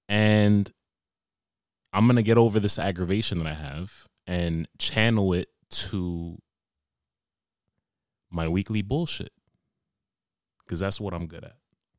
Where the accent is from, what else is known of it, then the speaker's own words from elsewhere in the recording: Australia; accent: Australian; As you can tell by my accent, I'm from Australia.